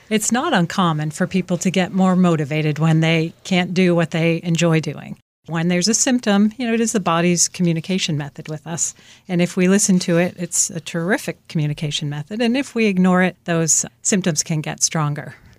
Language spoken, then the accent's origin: English; Boston, Massachusetts, United States; I'm from the Boston area, originally from Dorchester, actually.